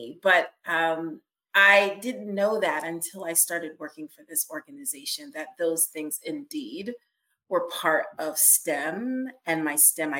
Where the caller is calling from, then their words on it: Pennsylvania, United States; I'm joining you right outside of Philadelphia, Pennsylvania.